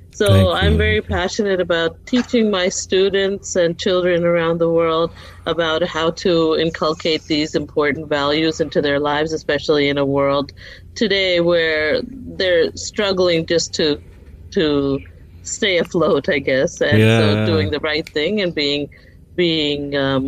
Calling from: Arlington, Texas, United States; Okay, so I'm in near Dallas, Texas, a place called Arlington, and I'm a third grade teacher

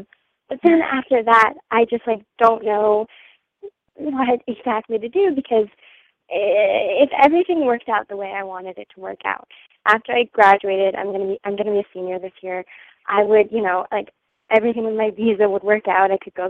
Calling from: New Mexico, United States; I'm 21 and I'm currently calling from New Mexico, but I was in France these past 6 months and I just got back to the U.S. like a couple weeks ago.

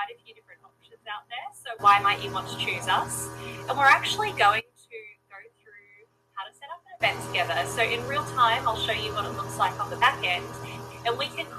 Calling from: Greenville, South Carolina, United States; I'm tuning in from Greenville, South Carolina.

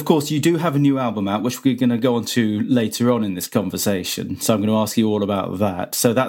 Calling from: Cheltenham, South West England, United Kingdom; I'm calling from Cheltenham.

